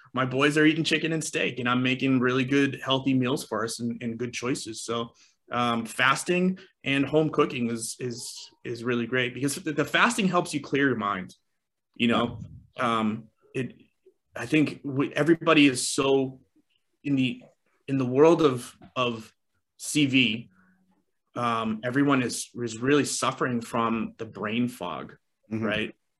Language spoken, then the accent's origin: English; East Coast, United States; I grew up on the East Coast.